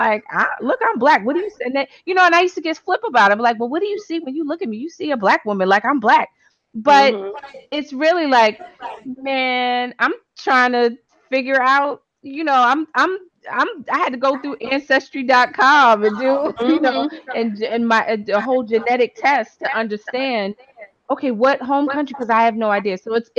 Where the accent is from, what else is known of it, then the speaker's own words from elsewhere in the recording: New York, United States; moved away as an adult; also born or lived in New Jersey; now in Florida, United States; I grew up in New York pre Rudy Giuliani.